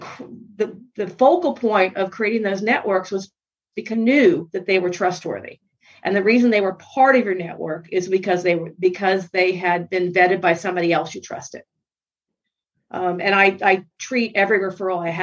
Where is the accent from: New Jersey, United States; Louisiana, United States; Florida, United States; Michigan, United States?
Florida, United States; Miami; I'm from Miami back in the bad old days